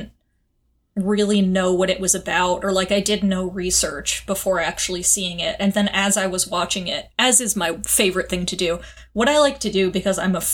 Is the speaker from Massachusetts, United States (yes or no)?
yes; Western Massachusetts, United States; moved away; going back to my hometown is just, like, super depressing